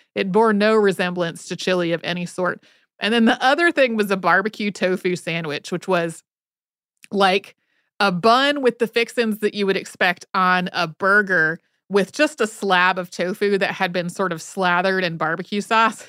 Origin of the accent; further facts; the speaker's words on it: Northwest North Carolina, United States; growing up in Northwest North Carolina in the nineteen eighties and nineties